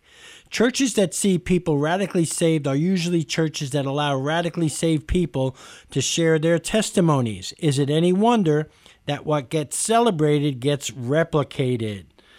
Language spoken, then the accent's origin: English; New York City, New York, United States; I've lost most of my accent, but I grew up in East Harlem in New York City, in the streets of New York, right in the middle of Spanish and Black Harlem.